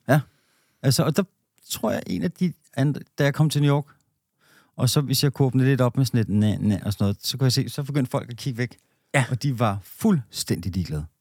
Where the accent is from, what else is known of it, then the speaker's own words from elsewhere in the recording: Denmark; som danskere